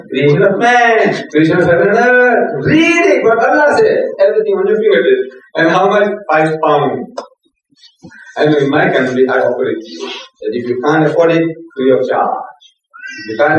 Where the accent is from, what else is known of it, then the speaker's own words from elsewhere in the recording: India; English is a second language; moved away; also born or lived in South Africa; my people coming from my village in India, speaking my mother tongue, relations of mine